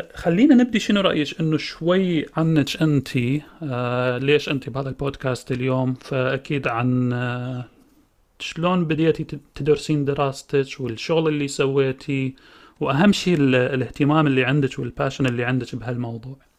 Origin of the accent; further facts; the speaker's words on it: Iraq; احنا كعراقيين آه، أو كناس عايشين بالعراق